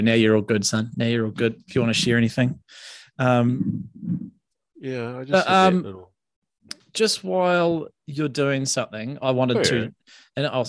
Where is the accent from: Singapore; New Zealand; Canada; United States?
New Zealand; Cobden, West Coast; also born or lived in Karoro, Greymouth; my hometown, which is Cobden